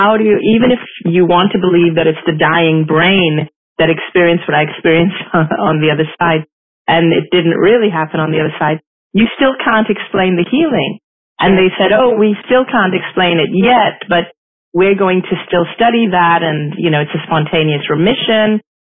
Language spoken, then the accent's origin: English; Hong Kong; also born or lived in Singapore; I grew up in Asia. I am Asian. I'm ethnically Indian. I grew up in Hong Kong. I was born in Singapore. My parents are Hindus.